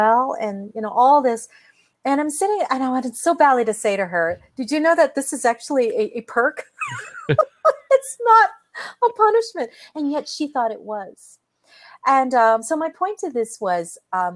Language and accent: English; Canada; I'm Canadian.